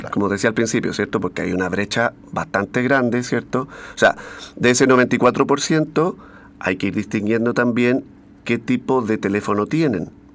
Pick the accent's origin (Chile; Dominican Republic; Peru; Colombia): Chile; Valparaíso; uno como es porteño